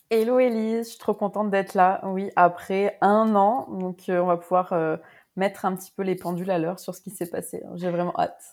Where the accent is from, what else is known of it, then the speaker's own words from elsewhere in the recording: Grenoble, Auvergne-Rhône-Alpes, France; now in Montreal, Canada; je suis française d'origine, j'ai grandi à Grenoble